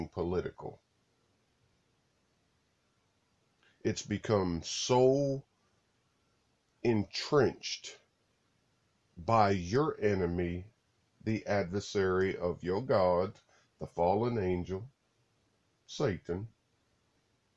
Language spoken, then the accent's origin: English; United States; I'm an American citizen